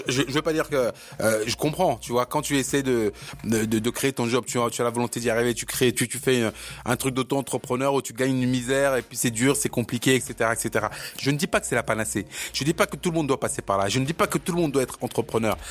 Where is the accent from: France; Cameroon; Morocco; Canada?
Cameroon; moved away; je suis camerounais